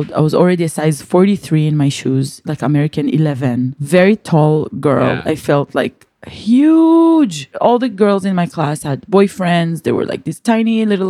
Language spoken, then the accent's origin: English; Israel; English is a second language